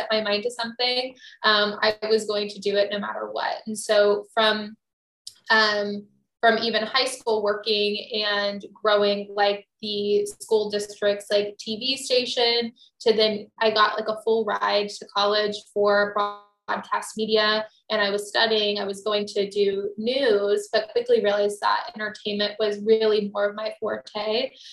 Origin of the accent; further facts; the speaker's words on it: Texas, United States; I'm from Texas originally.